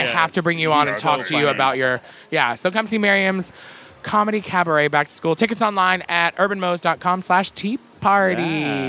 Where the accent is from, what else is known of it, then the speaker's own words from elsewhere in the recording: Arkansas, United States; moved away; Well, I grew up Baptist in Arkansas